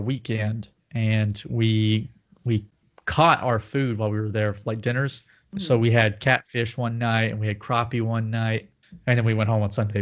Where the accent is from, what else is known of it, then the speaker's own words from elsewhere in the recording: Nashville, Tennessee, United States; accent: Southern; I was from Nashville